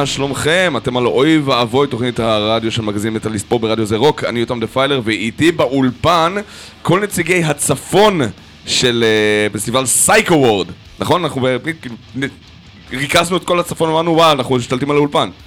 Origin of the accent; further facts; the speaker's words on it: Nahariya, Northern District, Israel; אני מנהריה, לא מהקריות